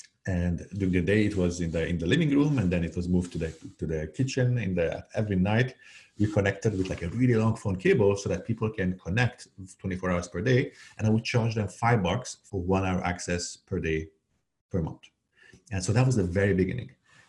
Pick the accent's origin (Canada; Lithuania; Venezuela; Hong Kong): Canada; also born or lived in Hungary / Algeria; now in United States; And by the way, I was born in Hungary and I grew up in Algeria and Canada before moving to the Bay Area to open the first office of my last startup.